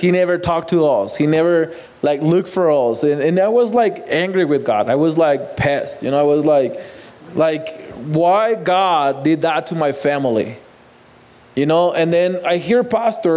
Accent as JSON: {"language": "English", "town": "Ciudad Juárez", "region": "Chihuahua", "country": "Mexico", "tie": "born or raised there", "moved": "yes", "said": "I grew up in Juarez. I born in Juarez"}